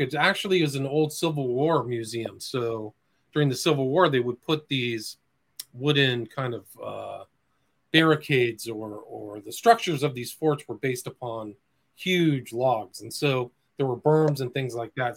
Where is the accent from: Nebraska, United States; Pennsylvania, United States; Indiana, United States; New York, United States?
Nebraska, United States; moved away as an adult; also born or lived in Washington, District of Columbia, United States; I'm from the Midwest. I was born in Nebraska